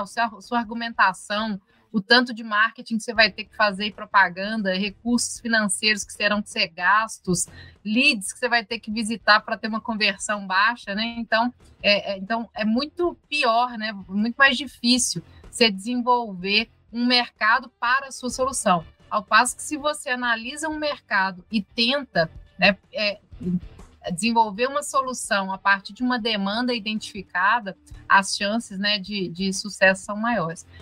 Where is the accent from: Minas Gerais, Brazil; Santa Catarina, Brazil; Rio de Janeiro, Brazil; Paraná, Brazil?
Minas Gerais, Brazil; Viçosa; Nós somos de Viçosa, que é a cidade né, que fez o, doce de leite